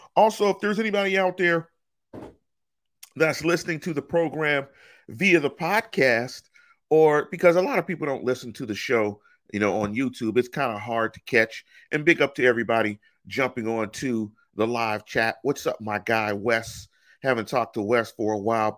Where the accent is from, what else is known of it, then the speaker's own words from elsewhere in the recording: Los Angeles, California, United States; if you lived in the inner city in L A, you didn't have access to In N Out till damn near the two thousands